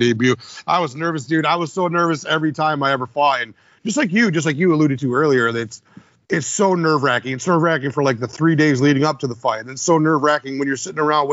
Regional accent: Midwest, United States; we're from the Midwest

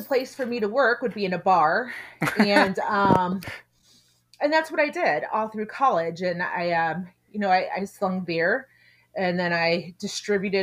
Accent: Texas, United States; grew up down in Texas

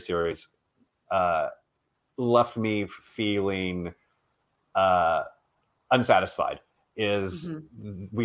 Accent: Texas, United States; I say that as a Texan

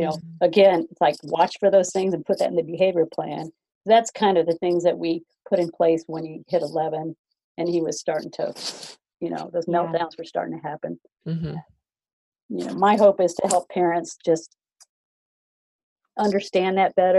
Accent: the South, United States; I'm from the South

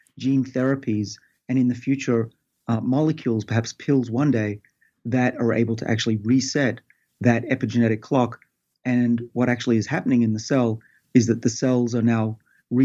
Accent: Sydney, New South Wales, Australia; I did a lot as an Australian growing up in Sydney

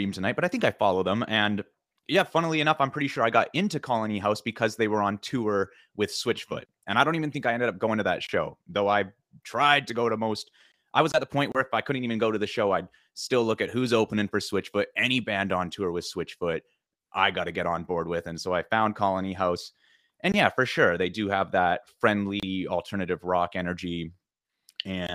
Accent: Vancouver, British Columbia, Canada; I grew up in Vancouver, BC. We moved 4.5 hours away to the interior in BC, and it was a big deal. At the age of 11 is when we moved

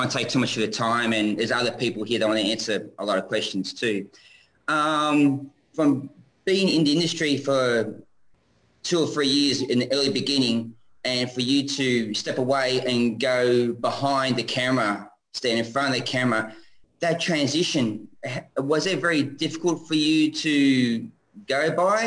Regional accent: Sydney, New South Wales, Australia; also born or lived in Kingswood, New South Wales; I'm originally from Sydney.

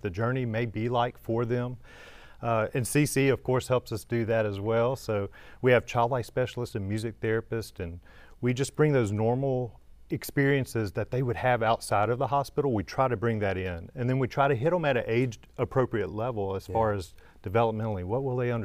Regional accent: Louisiana, United States; now in Memphis, United States; I'm from Louisiana originally

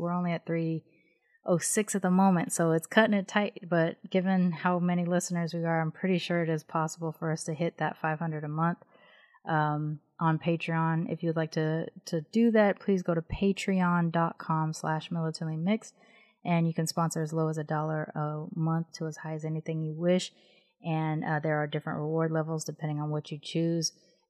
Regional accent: West Coast, United States; Also, I grew up on the West Coast.

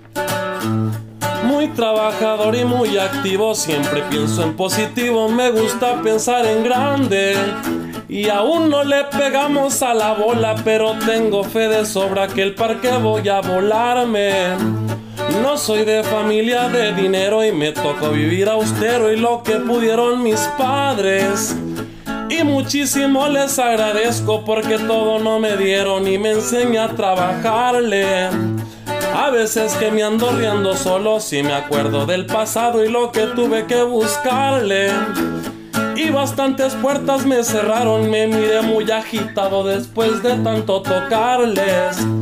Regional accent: Angostura, Sinaloa, Mexico; somos de ahí de Chinitos Angostura

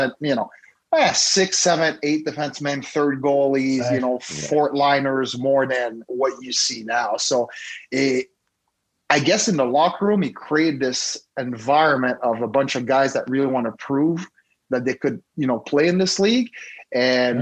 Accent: Montreal, Quebec, Canada; moved away as an adult; I'm from Montreal, Canada.

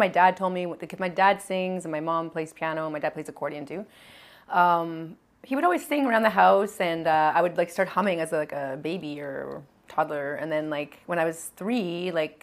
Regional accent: Edmonton, Alberta, Canada; now in Montreal, Canada; This is all in Alberta, yeah. I grew up in Edmonton.

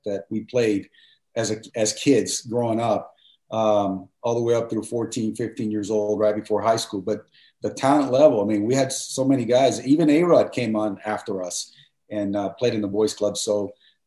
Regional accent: Miami, Florida, United States; moved away as an adult; also born or lived in Cuba; I love growing up in Miami

